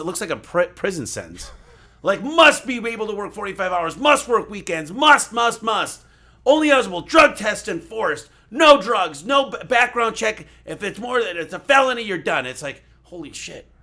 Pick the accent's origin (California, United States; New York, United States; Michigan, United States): Michigan, United States; I grew up in Michigan, shoveling snow. That's what we do in the Midwest